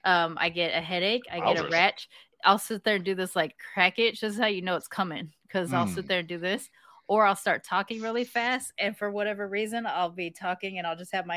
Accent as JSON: {"language": "English", "region": "California", "country": "United States", "tie": "born or raised there", "also_born_or_lived": "Texas", "said": "Plus, I grew up in California and Texas, right? Like, and I'm living here now."}